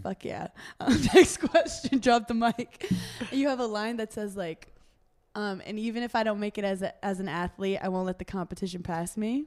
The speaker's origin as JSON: {"language": "English", "town": "New York City", "region": "New York", "country": "United States", "said": "I'm from Brooklyn."}